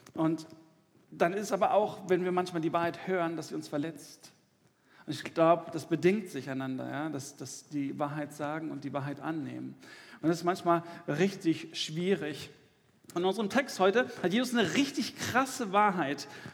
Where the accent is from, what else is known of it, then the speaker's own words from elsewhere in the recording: Dortmund, North Rhine-Westphalia, Germany; im Ruhrgebiet, wo ich herkomme, ich komme aus Dortmund